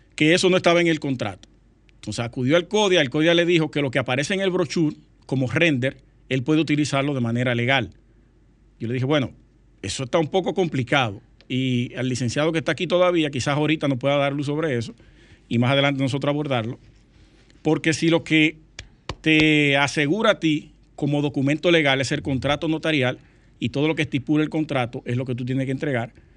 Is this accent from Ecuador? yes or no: no; Sosúa, Puerto Plata, Dominican Republic; Sosúa, mi pueblo natal, Sosúa.